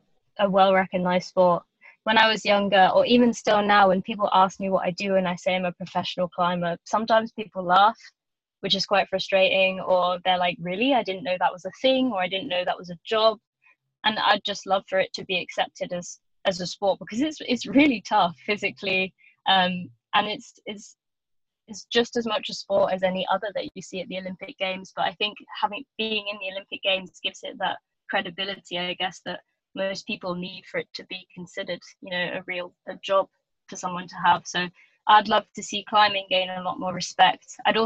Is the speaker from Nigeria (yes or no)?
no; United Kingdom; be a household name as a British female athlete and one of colour as well.